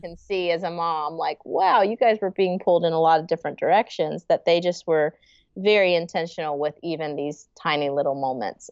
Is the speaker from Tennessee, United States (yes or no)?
yes; Franklin, Tennessee, United States; born and raised in the Franklin, Nashville area